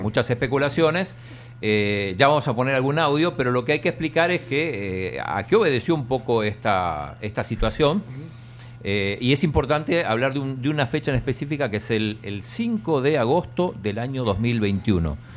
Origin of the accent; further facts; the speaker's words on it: Balcarce, Buenos Aires Province, Argentina; De Valcarce, provincia de Buenos Aires